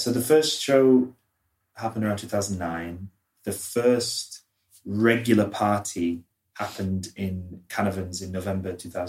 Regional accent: Leeds, Yorkshire and the Humber, United Kingdom; now in London, United Kingdom; I'm …. How did I find myself in London? Well, I'm from Leeds, but I came to study fine art in 2006.

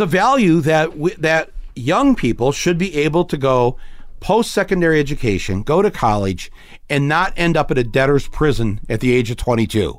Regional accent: Midwest, United States; we're from the Midwest

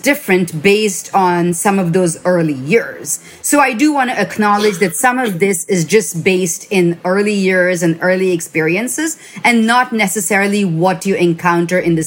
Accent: India; now in United States; I grew up in India

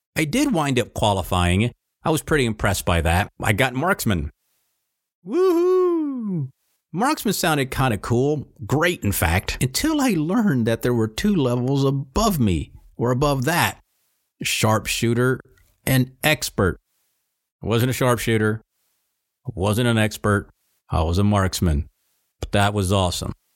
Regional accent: Virginia, United States; Sir, Virginia, sir

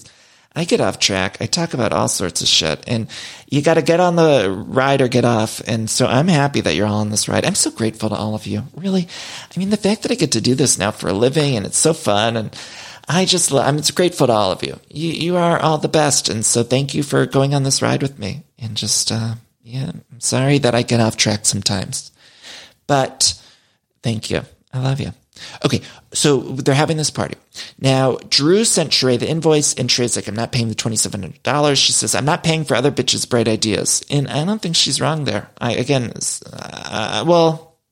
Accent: Solon, Ohio, United States; moved away; my hometown of Solon, Ohio

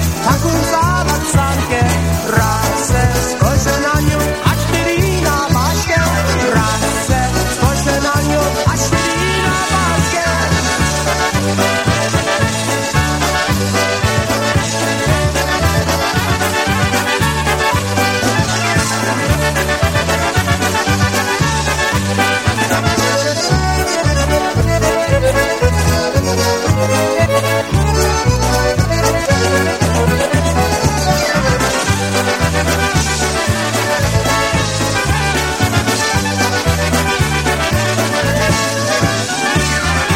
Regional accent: Port Jefferson, New York, United States; I grew up on Eastern Long Island, so in the middle of the island around Port Jeff area where the ferry came

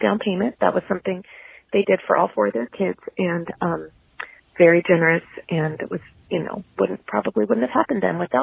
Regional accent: Santa Monica, California, United States; also born or lived in Ventura County; when I was growing up in Santa Monica, my parents, I think they would have liked to own a home.

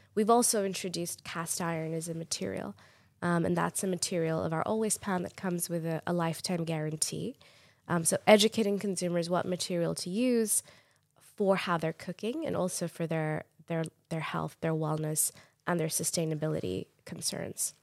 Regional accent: Pakistan; moved away as an adult; now in United States; I grew up in Pakistan

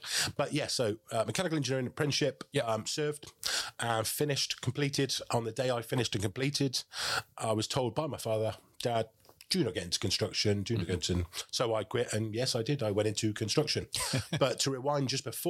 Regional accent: Oxfordshire, South East England, United Kingdom; growing up in Oxfordshire as I did

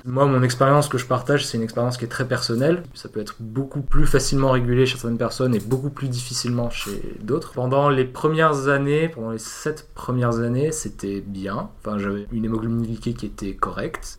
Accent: Avignon, Provence-Alpes-Côte d'Azur, France; moved away as an adult; now in Paris, France; Je suis né à Avignon euh, en 98

